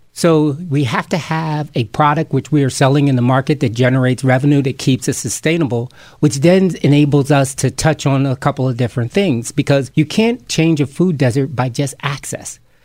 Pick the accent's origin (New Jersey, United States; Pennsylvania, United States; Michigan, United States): New Jersey, United States; Camden; being a kid growing up in Camden, New Jersey